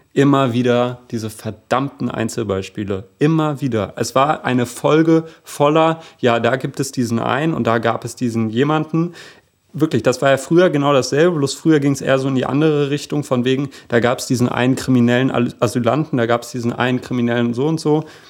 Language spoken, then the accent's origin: German; Hanover, Lower Saxony, Germany; moved away; Und jetzt bin ich in Hannover geboren und bin häufiger mal im Jahr in Hannover